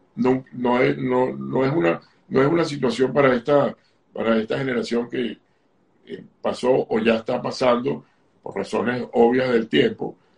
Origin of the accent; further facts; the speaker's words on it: Caracas, Capital District, Venezuela; yo nací en Venezuela, en Caracas